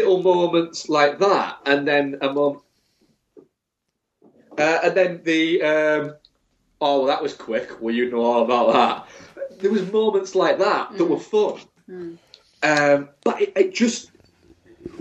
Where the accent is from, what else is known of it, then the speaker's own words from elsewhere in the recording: England, United Kingdom; I'm English